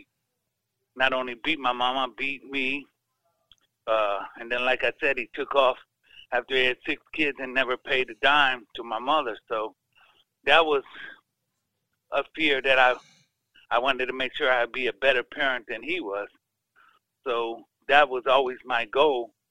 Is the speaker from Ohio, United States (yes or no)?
no; Chicago, Illinois, United States; I grew up in Chicago on the South Side.